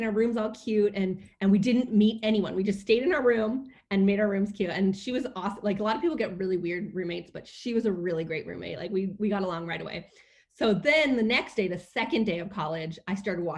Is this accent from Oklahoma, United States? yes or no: no; Bay Area, California, United States; I grew up in the Bay Area